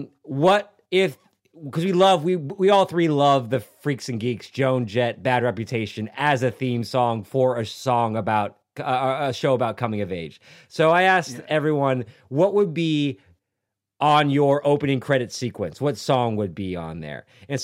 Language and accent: English; Japan; I grew up in Japan in the teenage years, and we go to karaoke.